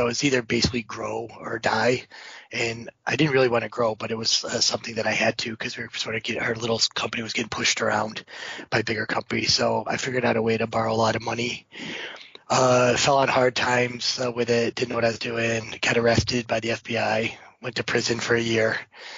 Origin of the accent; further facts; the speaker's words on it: Owego, New York, United States; I'm from born and raised in Owego, New York, which is pretty close to university